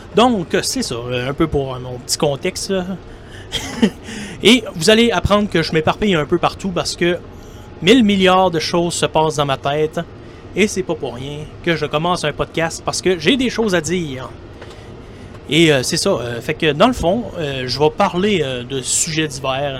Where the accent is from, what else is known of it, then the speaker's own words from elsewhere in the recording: Quebec, Canada; accent: Québécois; vous allez euh, sûrement le reconnaître par mon accent. Pour ceux qui ne me connaissent pas, je suis un Québécois. Et eh oui, je suis un Québécois qui habite au Québec